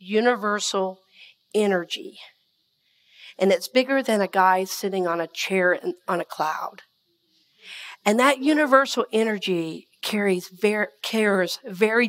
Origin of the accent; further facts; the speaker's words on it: Red Oak, Georgia, United States; I'm from Red Oak, Georgia